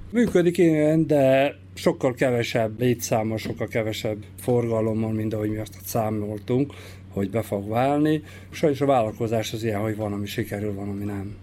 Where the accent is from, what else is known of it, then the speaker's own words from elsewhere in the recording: Bačka Topola, Vojvodina, Serbia; moved away; a szülővárosomat is, én felnőttem Topolyán